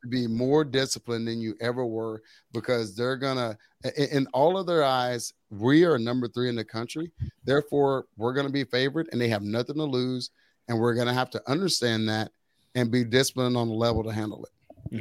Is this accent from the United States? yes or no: yes; Waco, Texas, United States; growing up in the Waco area